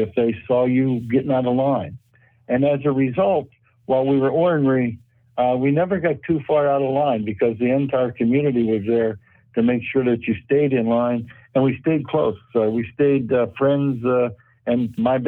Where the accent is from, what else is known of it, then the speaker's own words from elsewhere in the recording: about 75 miles south of Pittsburgh, Pennsylvania, United States; I grew up really about 75 miles south of Pittsburgh and about 4 or 5 miles north